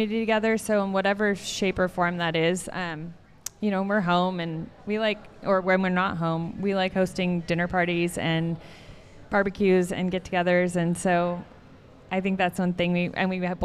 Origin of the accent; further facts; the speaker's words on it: Seattle, Washington, United States; moved away as an adult; also born or lived in Bay Area, California; now in Vermont, United States; I'm a West Coaster. I was born and raised in Seattle there 28 years, moved to the Bay Area.